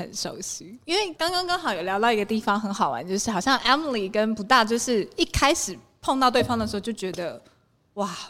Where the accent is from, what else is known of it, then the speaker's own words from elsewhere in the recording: Taiwan; 大家互相就是在介绍的时候，听到我们来自台湾，大家就会讲说哦，Mother Island